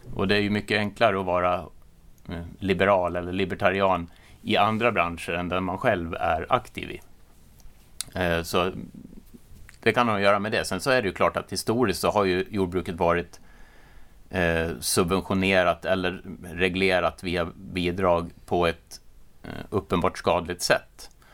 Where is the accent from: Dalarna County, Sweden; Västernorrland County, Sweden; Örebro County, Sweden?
Dalarna County, Sweden; Orsa; accent: Dalarna dialect; jag är från Dalarna, men sen att man, eller jag kommer från en gård som har gått i släkten i åtminstone sedan 1850